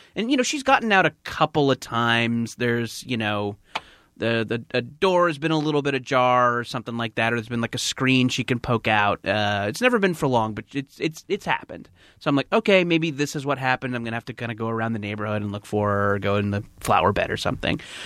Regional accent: Orange County, California, United States; I don't remember a lot of my hometown

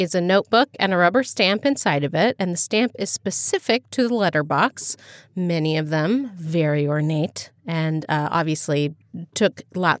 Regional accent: Ohio, United States; You know, where I grew up in Dartmoor. Just outside of Dayton, Ohio.

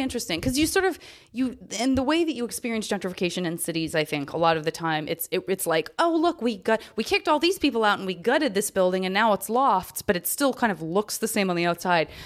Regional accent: the West, United States; now in Los Angeles, United States; growing up in the West

